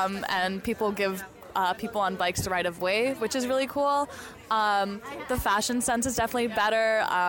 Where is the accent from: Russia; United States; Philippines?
United States; moved away as an adult; now in Netherlands; I'm from the United States